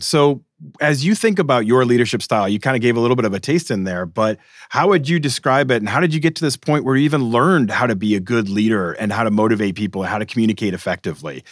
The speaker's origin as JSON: {"language": "English", "town": "Boston", "region": "Massachusetts", "country": "United States", "said": "I'm from Boston"}